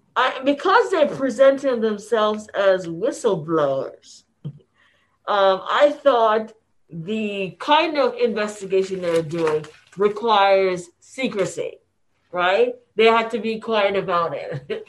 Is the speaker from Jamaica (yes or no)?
yes; Jamaica; now in United States; Because we were born in Jamaica, we call ourselves West Indians